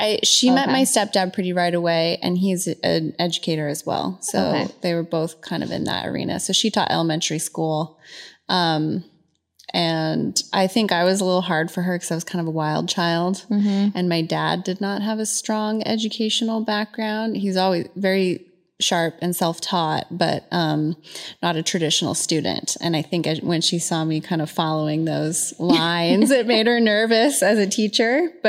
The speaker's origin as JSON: {"language": "English", "town": "Phoenix", "region": "Arizona", "country": "United States", "tie": "born or raised there", "also_born_or_lived": "Southern California", "said": "Born in Southern California. Okay. Until I was about five. And then my mom, divorced my dad and we relocated to Phoenix."}